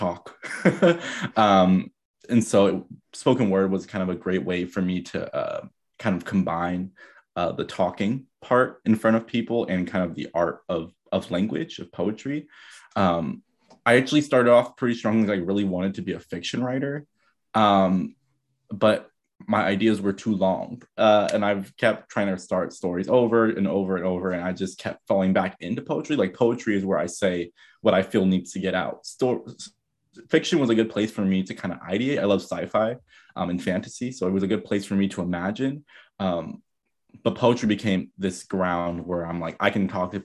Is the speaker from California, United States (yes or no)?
yes; San Diego, California, United States; moved away as an adult; also born or lived in Bay Area, California / East Oakland, California; now in New York, United States; I'm from San Diego, California